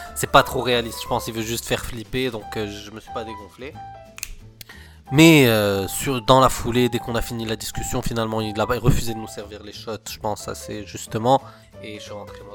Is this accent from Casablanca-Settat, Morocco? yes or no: yes; Casablanca, Casablanca-Settat, Morocco; moved away; j'ai grandi au Maroc, donc à l'époque, on était à Casablanca.